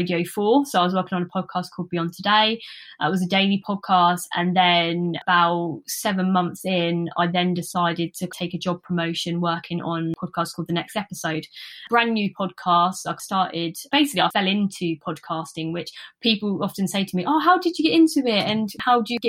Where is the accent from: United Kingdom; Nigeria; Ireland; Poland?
United Kingdom; Luton, East of England; born or raised there